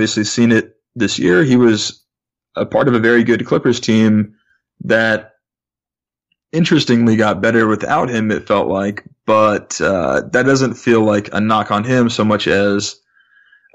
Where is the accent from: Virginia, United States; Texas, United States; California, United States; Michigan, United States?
California, United States; Bay Area; growing up in the Bay Area like I did